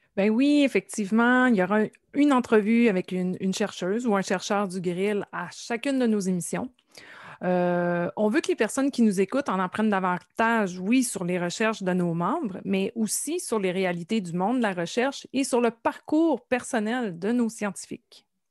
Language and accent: French; Nouvelle, Quebec, Canada; je suis originaire de la Gaspésie, plus précisément du euh, village de Nouvelle, qui se situe dans la baie des Chaleurs